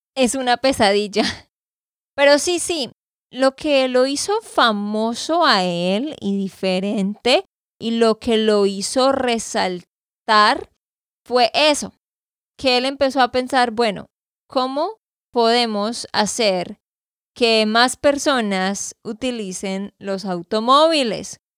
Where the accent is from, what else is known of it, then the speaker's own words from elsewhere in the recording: Santander, Colombia; de Santander, Colombia